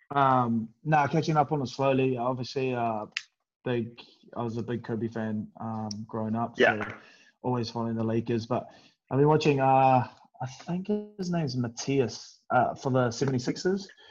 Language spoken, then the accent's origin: English; New Zealand; moved away as an adult; now in England, United Kingdom; I come from New Zealand where like we don't have any